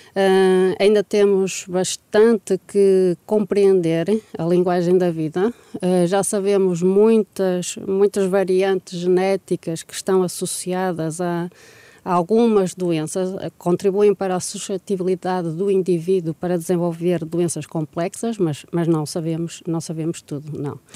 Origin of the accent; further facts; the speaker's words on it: Portugal; nós, como portugueses